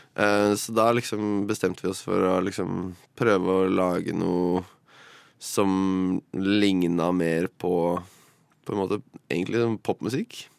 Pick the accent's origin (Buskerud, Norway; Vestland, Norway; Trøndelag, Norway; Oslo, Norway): Buskerud, Norway; Drammen; Jeg kommer fra Drammen